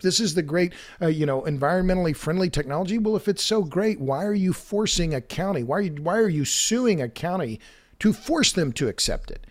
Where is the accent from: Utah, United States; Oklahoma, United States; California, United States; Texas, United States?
Oklahoma, United States; I'm from Oklahoma